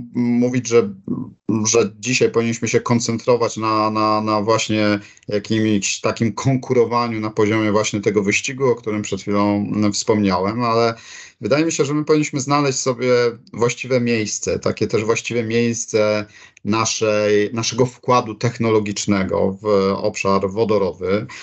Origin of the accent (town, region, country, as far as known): Poland